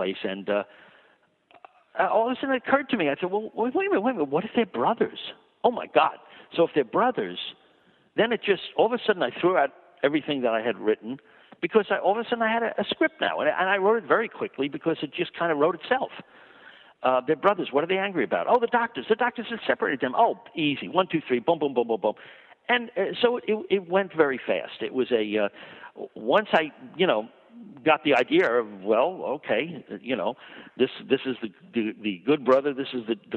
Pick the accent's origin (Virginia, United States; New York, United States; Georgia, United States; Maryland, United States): New York, United States; Long Island; I grew up on 42nd Street as much as I grew up on Long Island.